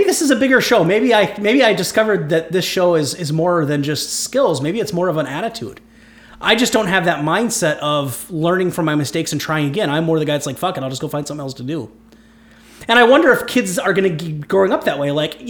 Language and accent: English; Ohio, United States; now in Minnesota, United States; I'm from Ohio.